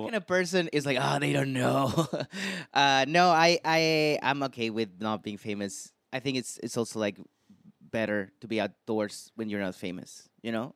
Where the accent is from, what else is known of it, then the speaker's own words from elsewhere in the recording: Chile; in my country, I'm from Chile